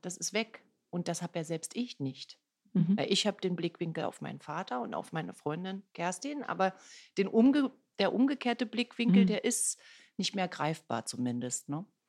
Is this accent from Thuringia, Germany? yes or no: no; Berlin, Germany; Ich bin gebürtige Ostberlinerin